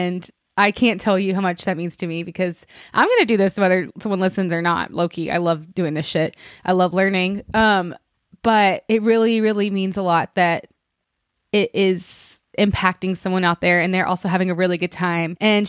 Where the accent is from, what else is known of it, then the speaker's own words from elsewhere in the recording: Alabama, United States; I mean, yes, I'm from Alabama, okay, y'all, but I do not know how to shoot a gun.